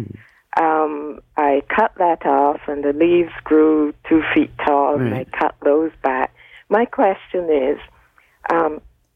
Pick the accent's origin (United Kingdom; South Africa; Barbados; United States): Barbados; now in Mississauga, Canada; I'm actually from Barbados.